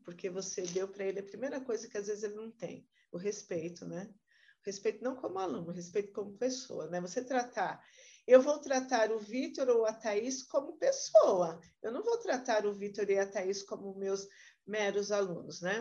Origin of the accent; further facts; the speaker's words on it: Santo André, São Paulo, Brazil; Eu nasci, fui criada aqui em Santo André, no bairro de Camilópolis, nasci na década de 70, no ano de 71.